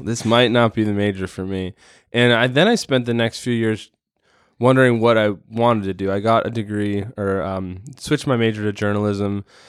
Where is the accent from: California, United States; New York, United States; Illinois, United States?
Illinois, United States; Chicago; now in Portland, United States; I grew up in Chicago in the nineties in the Jordan era